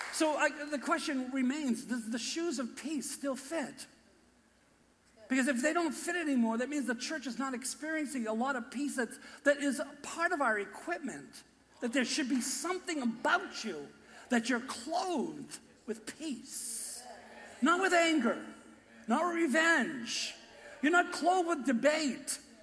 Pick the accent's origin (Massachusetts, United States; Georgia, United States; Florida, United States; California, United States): Massachusetts, United States; Boston; accent: Boston; my Boston accent